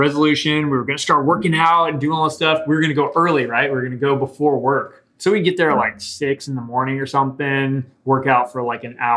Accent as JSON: {"language": "English", "town": "Willis", "region": "Texas", "country": "United States", "tie": "born or raised there", "said": "I grew up in Willis, Texas"}